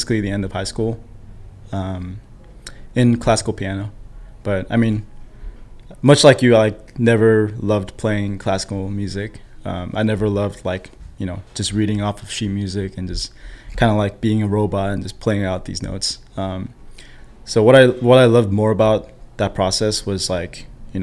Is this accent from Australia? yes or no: no; South Korea; also born or lived in San Diego, United States; now in Bay Area, United States; I live in the Bay Area, I was born in Korea. And then I moved to San Diego, I moved up here for work.